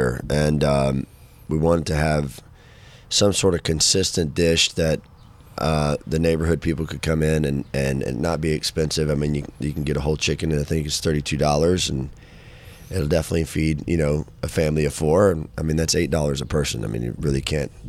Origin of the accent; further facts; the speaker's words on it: Fort Worth, Texas, United States; also born or lived in Denton area, Texas; Fort Worth, you know, my hometown